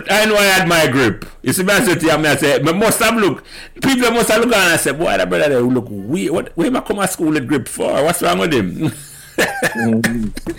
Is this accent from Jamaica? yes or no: yes; Jamaica; I grew up on Calbeck Avenue